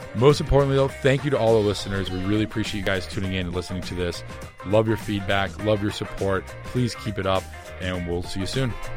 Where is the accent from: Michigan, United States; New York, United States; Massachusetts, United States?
Massachusetts, United States; Boston; I'm from Boston